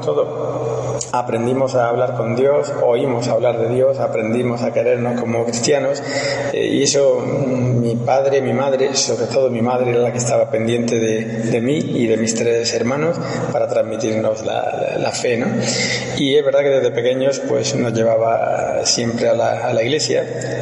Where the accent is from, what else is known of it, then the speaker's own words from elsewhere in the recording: a small village in Granada, Andalusia, Spain; moved away as an adult; also born or lived in Zaragoza / Madrid; now in Rome, Italy; yo nací en un pueblecito de Granada, eh, de 1.400 habitantes, está en el sur de, España